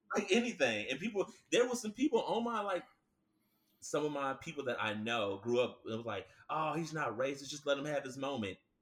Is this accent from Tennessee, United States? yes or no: yes; Nashville, Tennessee, United States; also born or lived in Franklin, Tennessee; I was born in Nashville, and Williamson County, like Franklin, Brentwood, and all